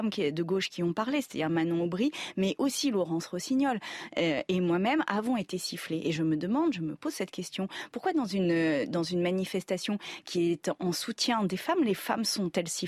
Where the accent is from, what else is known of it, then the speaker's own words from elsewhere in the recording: Iran; On est des Iraniens, on fait manifestation pour l'Iran, c'est pas pour, pour cette dame-là.